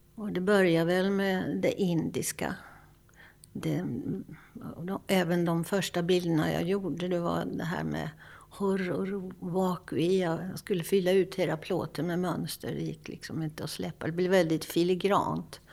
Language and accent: Swedish; Lidköping, Västra Götaland, Sweden; Jag växte upp i Lidköping med målande familj